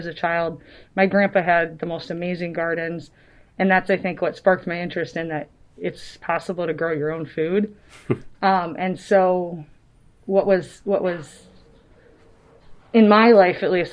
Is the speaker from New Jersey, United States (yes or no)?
no; Avon Lake, Ohio, United States; I grew up in Avon Lake, so still in Lorain County.